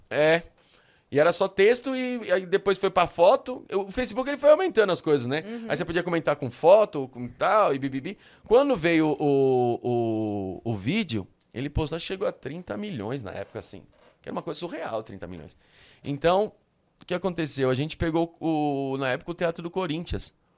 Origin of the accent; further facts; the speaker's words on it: São Paulo, Brazil; eu sou da Moca desde nascença